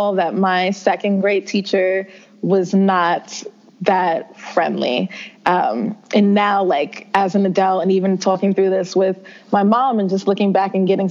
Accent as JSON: {"language": "English", "town": "New York City", "region": "New York", "country": "United States", "tie": "born or raised there", "said": "I grew up in the South Bronx, in one of the poorer districts in the Bronx."}